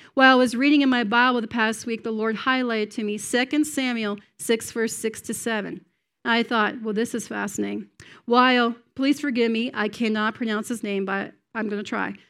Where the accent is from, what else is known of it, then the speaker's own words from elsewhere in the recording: Cape Breton Island, Nova Scotia, Canada; moved away as an adult; now in United States; I'm from Cape Breton Island, which is north and east of Maine